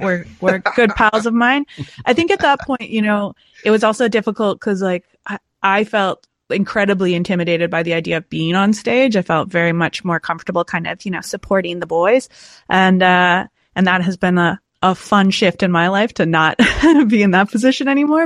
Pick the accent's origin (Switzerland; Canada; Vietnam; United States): Canada; Montague, Prince Edward Island; And I grew up in Montague, Prince Edward Island.